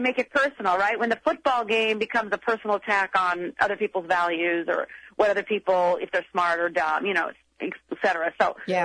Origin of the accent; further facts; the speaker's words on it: Minnesota, United States; I'm from Minnesota